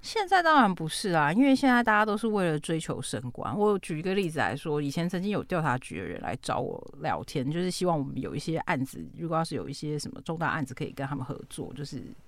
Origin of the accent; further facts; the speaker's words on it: Taichung, Taiwan; 身为台中人